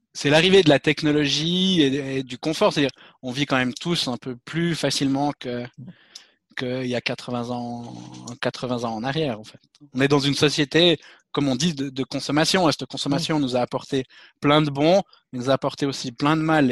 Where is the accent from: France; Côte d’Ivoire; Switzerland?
Switzerland; je suis suisse